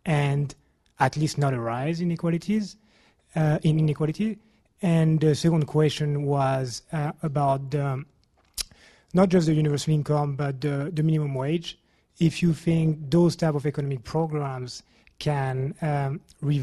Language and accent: English; France; now in London, United Kingdom; I'm from France. I live here in London